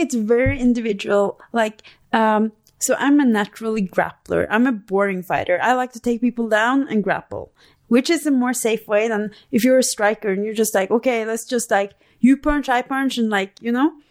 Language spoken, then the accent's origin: English; Norway; moved away as an adult; now in Albuquerque, United States; I'm from Norway